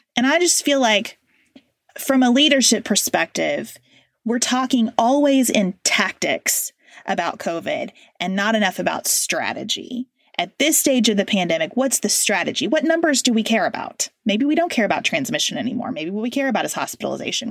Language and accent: English; United States